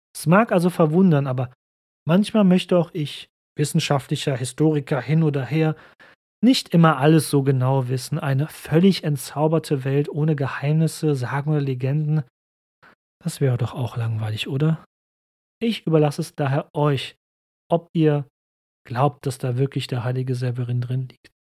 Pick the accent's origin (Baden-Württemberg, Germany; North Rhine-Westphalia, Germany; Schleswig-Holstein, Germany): North Rhine-Westphalia, Germany; Cologne; ich bin Kölner